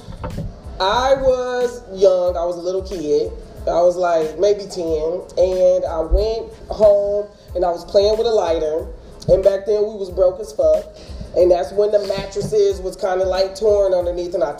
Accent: Kalamazoo, Michigan, United States; when I was a little girl growing up in Kalamazoo

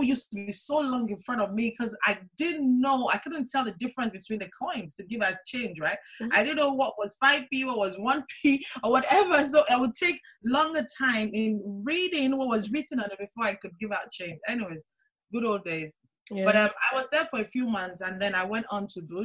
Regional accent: Nigeria; moved away as an adult; now in Kent, United Kingdom; Born and raised in Nigeria. Moved to the UK in 2002 in search of greener pastures.

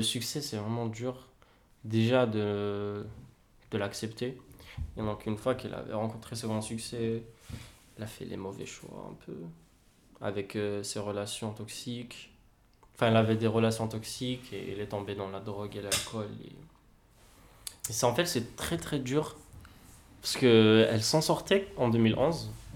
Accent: Kabylie, Algeria; je suis kabyle

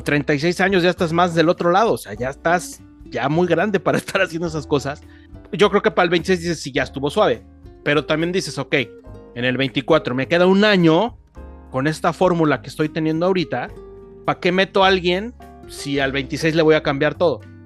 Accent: Mexico

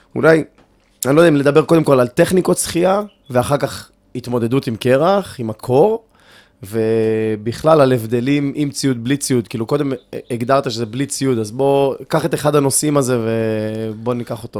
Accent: Ashkelon, Southern District, Israel; גדלתי באשקלון וגלשתי

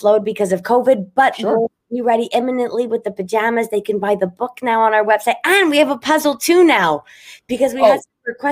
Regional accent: Montreal, Quebec, Canada; I'm from Montreal

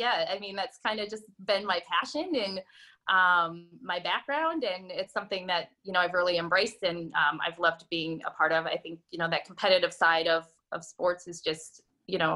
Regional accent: North Dakota, United States; moved away; I'm originally from North Dakota. And I moved here back in 2009

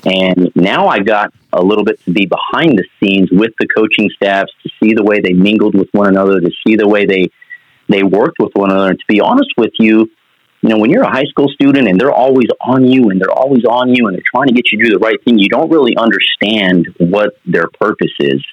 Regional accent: Portales, New Mexico, United States; moved away; I'm originally from Portales, New Mexico, so that's a mm that's a mm-hmm. small town in eastern New Mexico. Single parents household. Grew up with just my mother

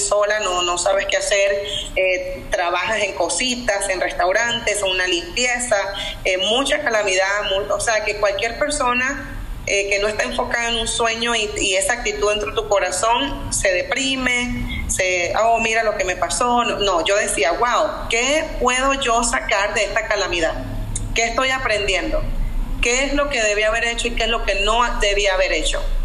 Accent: Venezuela; moved away as an adult; now in North Carolina, United States; vengo de Venezuela, así como me dijiste, soy venezolana, vivo en Estados Unidos hace más de veinte años.

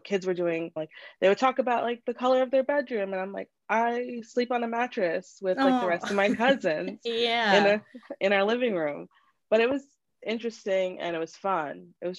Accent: United States; English is a second language; I didn't know English, even though I was born here, because my parents insisted that I didn't speak English in the house.

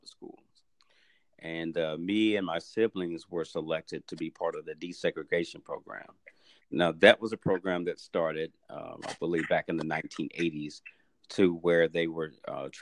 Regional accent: St. Louis, Missouri, United States; now in Dallas, United States; I was born and raised in St. Louis, Missouri

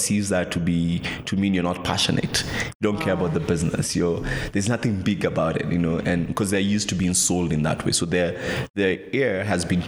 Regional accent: Kenya; there's such a thing as Kenyan speak

